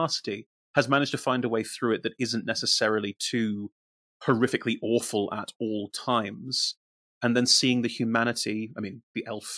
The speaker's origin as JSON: {"language": "English", "country": "United Kingdom", "said": "I am the Brit. I am the resident Brit."}